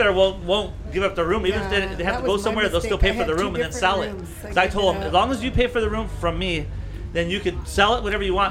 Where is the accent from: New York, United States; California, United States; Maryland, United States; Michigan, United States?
California, United States; Santa Paula; I'm from Santa Paula.